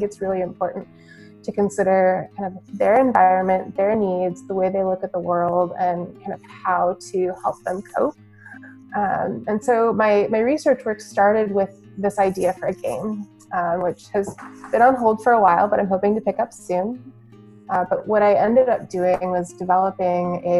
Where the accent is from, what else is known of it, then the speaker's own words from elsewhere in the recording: Iowa, United States; moved away; I was born and raised in Iowa, middle of the country